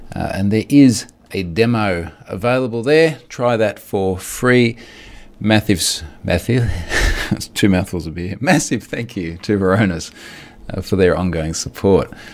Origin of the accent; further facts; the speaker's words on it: Gold Coast, Queensland, Australia; it is literally here in my hometown